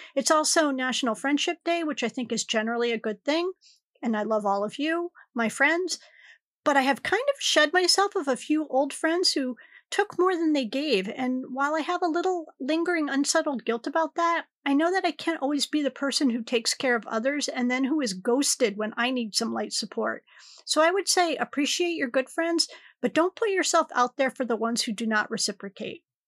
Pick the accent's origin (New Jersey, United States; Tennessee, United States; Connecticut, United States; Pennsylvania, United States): Connecticut, United States; I'm from Connecticut